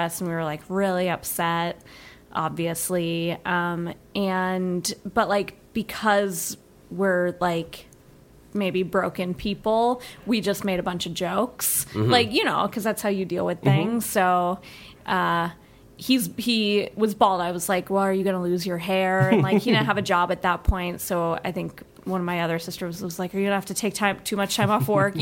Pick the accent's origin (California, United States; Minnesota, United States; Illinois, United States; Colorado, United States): Colorado, United States; moved away as an adult; also born or lived in New York City; even though we are from Colorado, we just all happen to live in New York